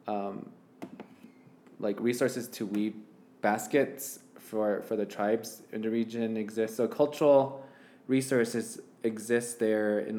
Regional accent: San Juan County, New Mexico, United States; I'm from New Mexico in San Juan County

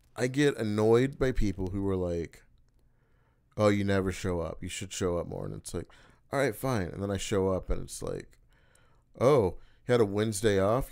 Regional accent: Oklahoma City, Oklahoma, United States; Oklahoma City, that's my hometown.

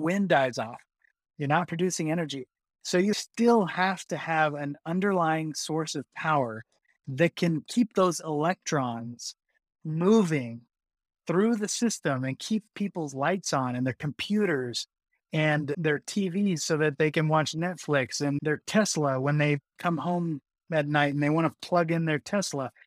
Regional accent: Texas, United States; moved away; I grew up in Texas, right? So tornado country

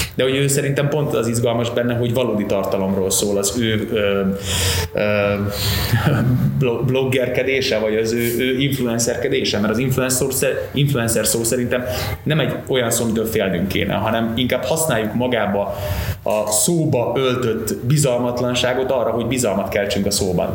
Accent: Veszprém, Veszprém County, Hungary; also born or lived in Novi Sad, Vojvodina, Serbia; én vajdasági gyerek vagyok. 87-ben születtem Újvidéken, Szerbia, akkor még Jugoszláviának hívták, és mikor átjöttünk ide Magyarországra, akkor értünk pár helyen, de végül Veszprémben telepettünk le, és ott éltünk tíz éven keresztül.

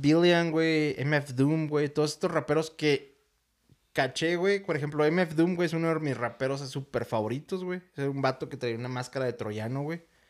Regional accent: Ciudad Juárez, Chihuahua, Mexico; soy de Juárez y estoy acostumbrado a que la ciudad más cercana está a dos horas

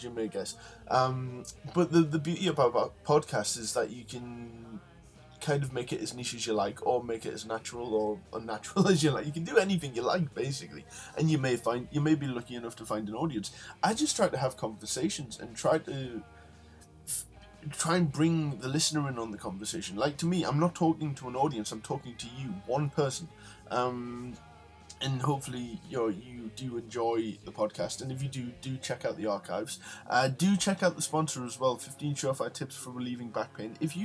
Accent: United Kingdom; I'm British

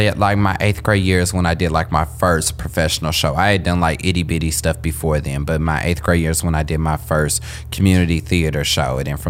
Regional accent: Kansas City, United States; moved away as an adult; also born or lived in Philadelphia; I was born and raised in Kansas City.

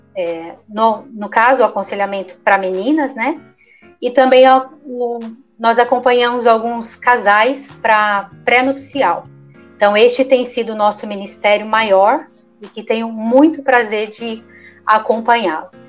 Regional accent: southern Minas Gerais, Brazil; moved away as an adult; now in São Bernardo do Campo, Brazil; Nós somos do sul de Minas Gerais e nós estamos aqui em São Bernardo cerca de 12 anos

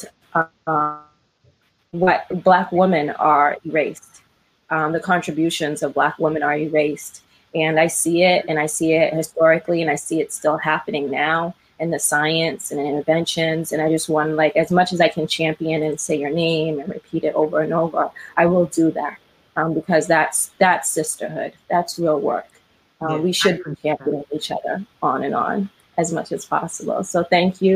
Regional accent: Brockton, Massachusetts, United States; now in Cambridge, United States; I grew up in South Shore in Brockton.

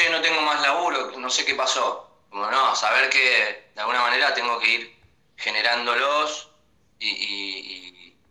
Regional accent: Buenos Aires, Argentina; Yo soy de Buenos Aires, sí.

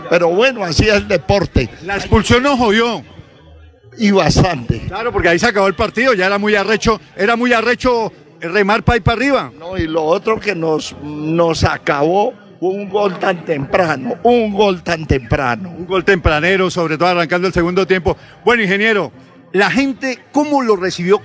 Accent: Piedecuesta, Santander, Colombia; yo soy de allá en la Nueva Candelaria, Piedecuesta

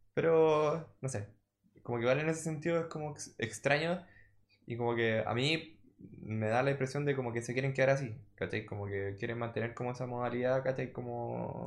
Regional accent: Chile

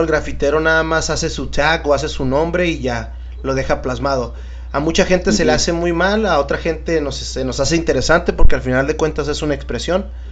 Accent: Tijuana, Baja California, Mexico; la gente de aquí, Tijuana, sabemos qué onda

